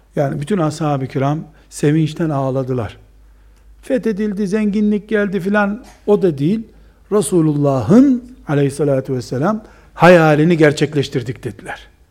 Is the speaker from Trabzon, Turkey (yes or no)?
yes; Trabzon, Turkey